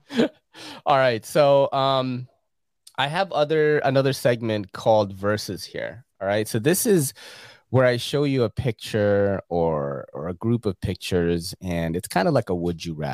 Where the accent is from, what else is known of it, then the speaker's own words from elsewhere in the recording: Philippines; you know, because in the Philippines, um, growing up in the Philippines in the '80s when a movie is out, you're all watching it